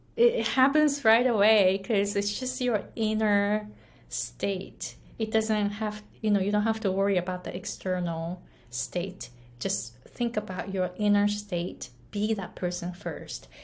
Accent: Japan; English is a second language; moved away as an adult; also born or lived in United States; now in Hawaii, United States; I was born and raised in Japan, didn't speak English at all, came to the US

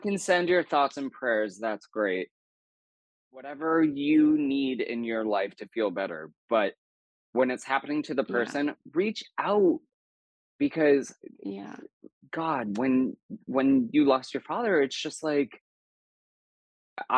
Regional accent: New Hampshire, United States; I grew up in the Northeast. I grew up in New Hampshire.

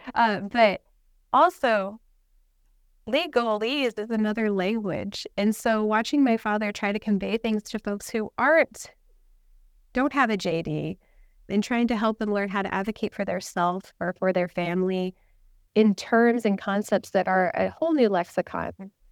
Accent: Tucson, Arizona, United States; we're from Tucson, Arizona

